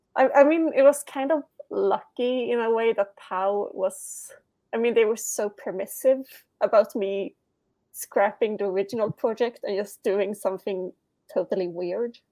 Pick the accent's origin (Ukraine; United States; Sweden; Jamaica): Sweden; English is a second language